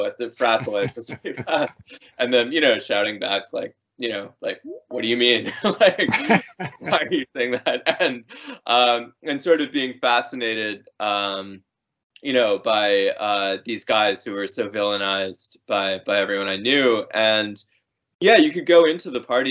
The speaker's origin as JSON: {"language": "English", "town": "Amherst", "region": "Massachusetts", "country": "United States", "tie": "born or raised there", "said": "I grew up in Amherst, Massachusetts"}